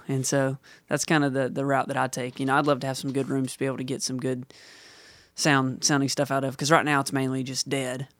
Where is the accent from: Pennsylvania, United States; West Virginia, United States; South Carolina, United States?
West Virginia, United States; Huntington; I'm from Huntington, West Virginia